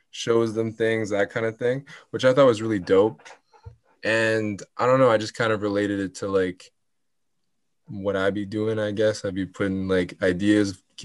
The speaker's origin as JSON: {"language": "English", "town": "Winnipeg", "region": "Manitoba", "country": "Canada", "tie": "born or raised there", "also_born_or_lived": "Italy", "said": "born and raised in Winnipeg, Manitoba"}